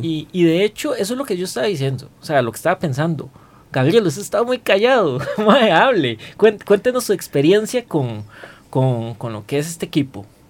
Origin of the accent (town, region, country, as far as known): Costa Rica